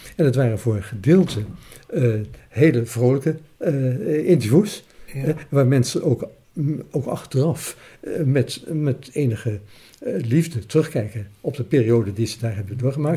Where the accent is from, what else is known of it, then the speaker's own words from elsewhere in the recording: Alphen aan den Rijn, South Holland, Netherlands; now in Zoeterwoude, Netherlands; tien jaar in Alphen aan Rijn heb gewoond.